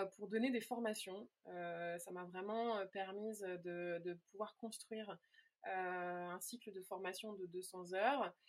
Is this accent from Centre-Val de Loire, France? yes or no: yes; near Meung-sur-Loire, Orléans area, Centre-Val de Loire, France; j'avais commencé à donner des cours dans un petit village, pas très loin de là où j'ai grandi